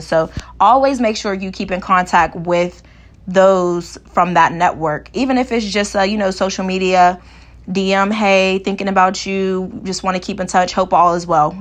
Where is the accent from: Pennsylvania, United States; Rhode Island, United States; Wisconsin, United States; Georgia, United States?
Pennsylvania, United States; Pittsburgh; also born or lived in Kent, Ohio; my hometown of Pittsburgh, Pennsylvania